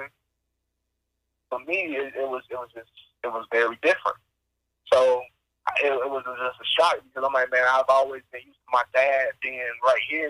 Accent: Dayton, Ohio, United States; moved away as an adult; also born or lived in Illinois; I grew up in Dayton, Ohio.

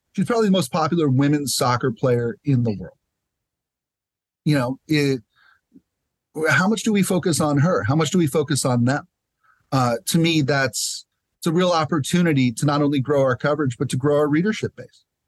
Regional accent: San Diego, California, United States; moved away as an adult; also born or lived in Tucson, Arizona; I'm back in San Diego, it, uh, you know, my hometown. Uh, grew up over in the college area

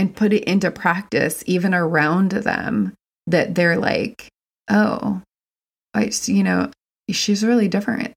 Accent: West Virginia, United States; I'm from West Virginia. It's very, very white.

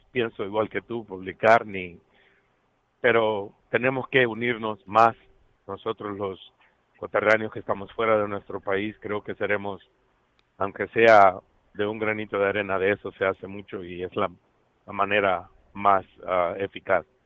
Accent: Honduras; y a pedir por todos nuestros hermanos centroamericanos, y en especial de Honduras, siendo hondureño, pues se siente, se siente en mi corazón una tristeza

